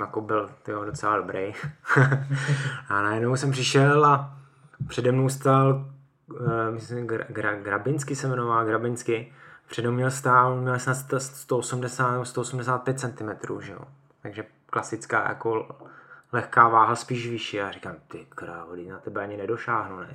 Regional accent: Mohelnice, Olomouc Region, Czechia; moved away as an adult; now in Hradec Králové, Czech Republic; Já pocházím z Mohelnice, to je na Moravě, eh, vlastně blízko Olomouce a tak tam jsem začal s judem a po střední škole jsem vlastně odešel do Hradce

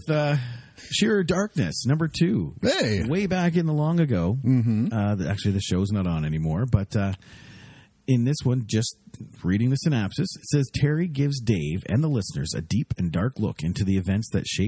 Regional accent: Canada; we're from Canada.

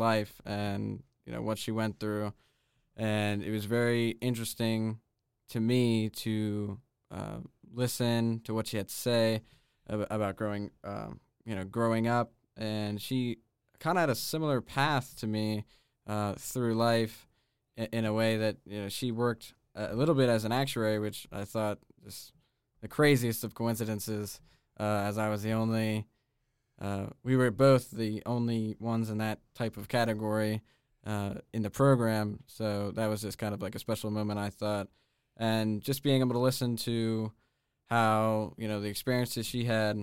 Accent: Newport, Pennsylvania, United States; I am from Newport, Pennsylvania

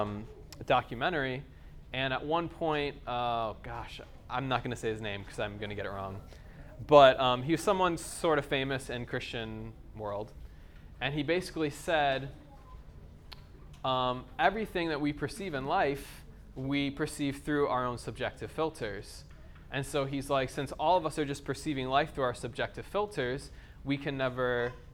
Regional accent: United States; accent: American; moved away; if you can't tell from my accent, I'm from America.

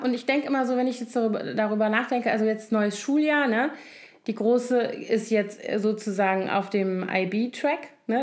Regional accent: Koblenz, Rhineland-Palatinate, Germany; moved away; ich liebe meine Heimat total ja. und den Rhein und alles

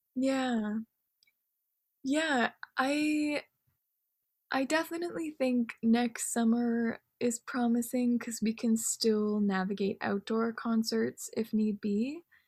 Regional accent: Canada; being Japanese Canadian

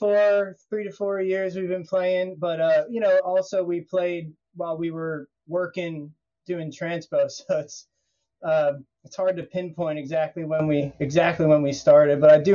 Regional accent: Havertown, Pennsylvania, United States; also born or lived in Bucks County, Pennsylvania; We're from Havertown, Pennsylvania, which is out, I guess the closest city is Philadelphia, and also Bucks County, Pennsylvania, which is a little bit further up north. Long story short, Pennsylvania.

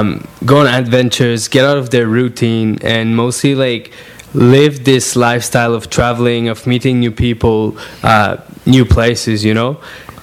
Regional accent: Montreal, Quebec, Canada; We're from Montreal originally, but we've been traveling for a few months now across Canada

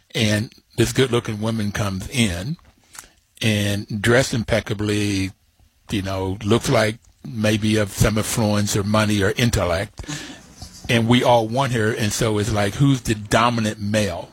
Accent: Bluefield, West Virginia, United States; Growing up in Bluefield, West Virginia, with my grandfather having worked in the rail on the mines and my father on the railroad

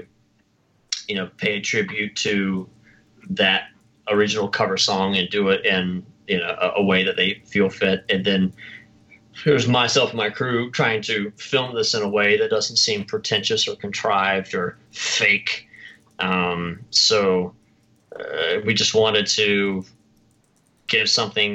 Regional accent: the South, United States; accent: Southern; my Southern accent

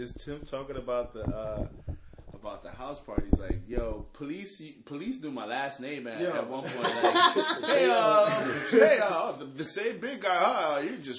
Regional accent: Miramar, Florida, United States; We're from West Miramar. Like, the hometown.

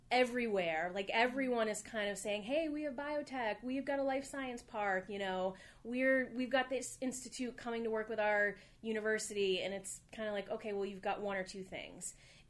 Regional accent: Rutland, Massachusetts, United States; I'm actually originally from the Worcester area

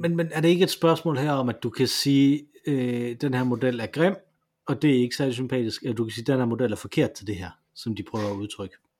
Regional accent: Silkeborg, Central Denmark Region, Denmark; moved away; Jeg kommer fra Silkeborg

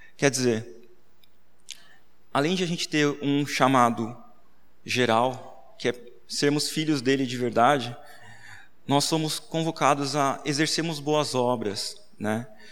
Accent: Sorocaba, São Paulo, Brazil; Eu sou de Sorocaba também, nasci lá

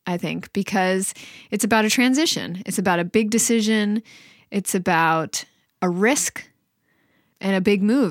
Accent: Pittsburgh, Pennsylvania, United States; now in San Francisco, United States; I live in San Francisco and my mom lives way over where I grew up in Pittsburgh, Pennsylvania.

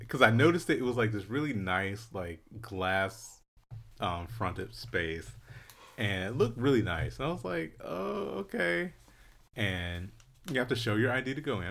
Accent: Philadelphia, Pennsylvania, United States; I'm from Philly

